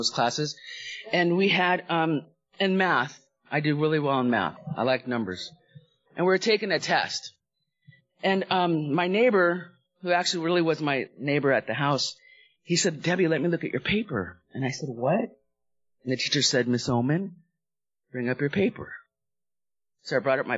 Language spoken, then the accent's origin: English; Los Angeles, California, United States; also born or lived in Hawaii; I grew up in the San Fernando Valley in Southern California. We went from Hawaii, lived there for about 5 years, and then I went to Southern California's home.